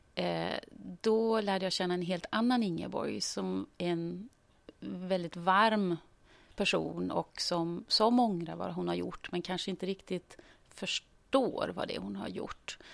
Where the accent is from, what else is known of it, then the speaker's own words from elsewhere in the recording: Gothenburg, Västra Götaland, Sweden; moved away as an adult; är född och uppvuxen i Göteborg